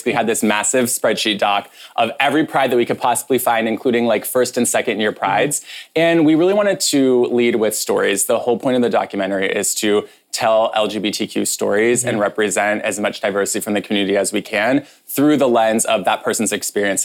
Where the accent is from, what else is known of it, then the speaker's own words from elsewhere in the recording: Northwest Ohio, United States; moved away; I grew up in a small rural conservative town in Northwest Ohio